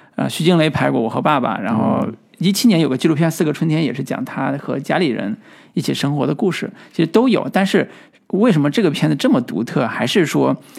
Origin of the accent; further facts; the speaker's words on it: China; 我们，我们中国人，对吧嗯。本土的中国人